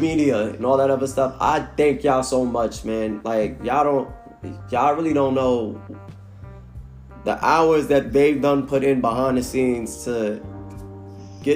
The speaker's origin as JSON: {"language": "English", "town": "New York City", "region": "New York", "country": "United States", "tie": "born or raised there", "also_born_or_lived": "Norfolk, Virginia", "moved": "yes", "lives_now": "Charlotte, United States", "said": "born and raised in Brooklyn, New York. Now, you know, reside out of Charlotte, North Carolina"}